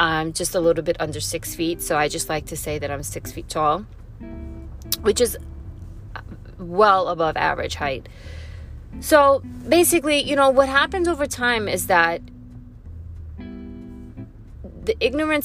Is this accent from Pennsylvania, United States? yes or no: no; New York City, New York, United States; I'm born and raised in New York City. I come from a town called Flushing, Queens